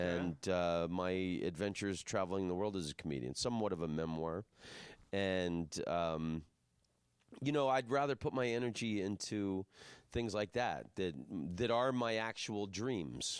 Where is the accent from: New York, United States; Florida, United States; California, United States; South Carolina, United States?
Florida, United States; I'm from Florida